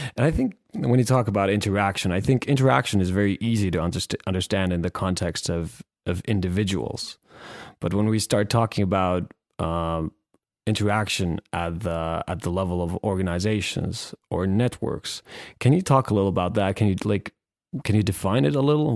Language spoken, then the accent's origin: English; Finland; we're both from Finland.